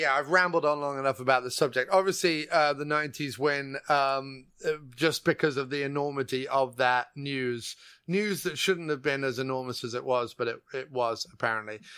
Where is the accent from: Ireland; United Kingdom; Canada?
United Kingdom; England; I was born and raised in England